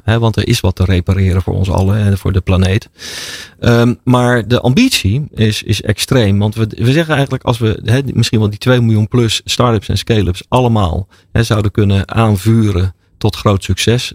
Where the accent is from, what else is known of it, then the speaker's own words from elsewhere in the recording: Rotterdam, South Holland, Netherlands; Ik ben ooit in Rotterdam geboren.